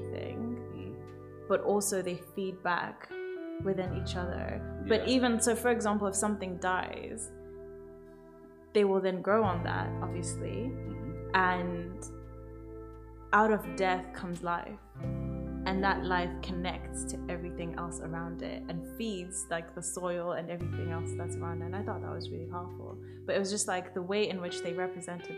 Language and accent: English; Zimbabwe; now in London, United Kingdom; I'm from Zimbabwe